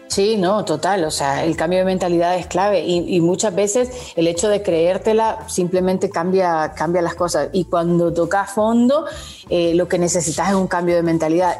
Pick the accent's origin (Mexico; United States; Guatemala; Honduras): Honduras; como hondureña